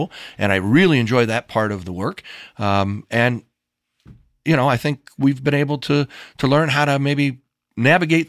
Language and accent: English; Bettendorf, Iowa, United States; also born or lived in Milwaukee, Wisconsin; I grew up in a little town called Bettendorf, Iowa